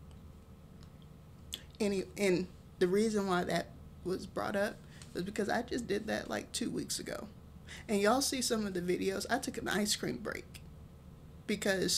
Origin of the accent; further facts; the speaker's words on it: Texas, United States; I'm from Texas